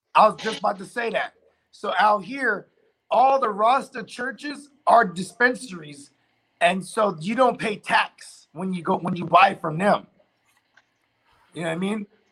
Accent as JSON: {"language": "English", "area": "the Bay Area", "region": "California", "country": "United States", "said": "we're from the Bay"}